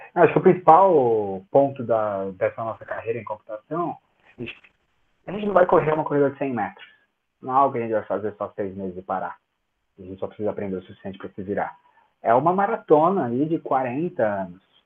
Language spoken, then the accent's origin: Portuguese; São Paulo, Brazil; eu sou de São Paulo